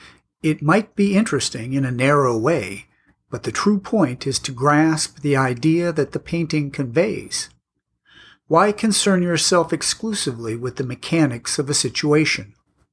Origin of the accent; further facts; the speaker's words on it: Australia; I am Australian.